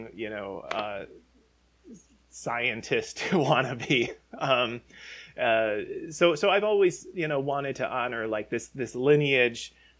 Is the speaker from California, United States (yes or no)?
no; Chicago, Illinois, United States; I grew up in Chicago